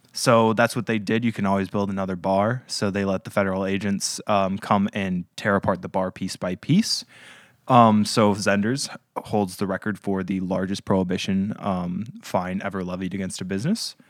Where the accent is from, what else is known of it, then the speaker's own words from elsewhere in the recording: Marquette, Michigan, United States; now in Saginaw, United States; Blackrock's Brewing, which is one of the big ones from my hometown